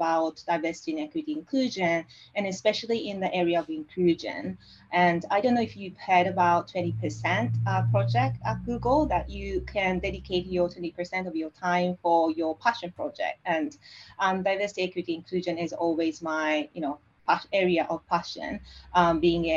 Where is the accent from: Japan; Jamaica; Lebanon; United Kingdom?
Japan; rural western Japan; first language Japanese; English is a second language; moved away as an adult; now in Sydney, Australia; I'm Japanese. I'm born and raised in Japan, coming from the rural area of like western part of Japan